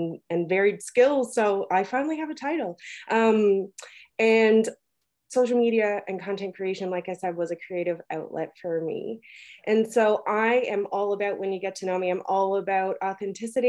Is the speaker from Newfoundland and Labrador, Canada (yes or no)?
yes; Newfoundland and Labrador, Canada; I'm from Newfoundland.